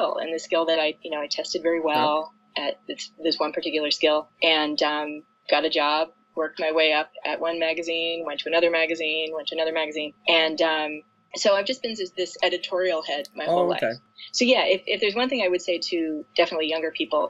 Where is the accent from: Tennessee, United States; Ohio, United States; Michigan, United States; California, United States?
Ohio, United States; Toledo; growing up in Toledo